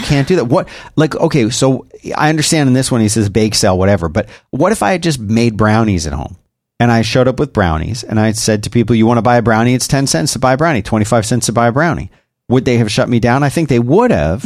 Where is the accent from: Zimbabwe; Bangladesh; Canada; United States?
United States; Philadelphia, Pennsylvania; now in Austin, United States; I grew up in Philadelphia